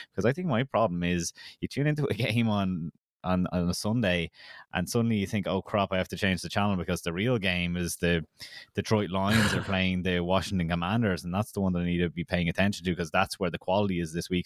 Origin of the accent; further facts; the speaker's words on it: Kildare, Leinster, Ireland; I'm from Kildare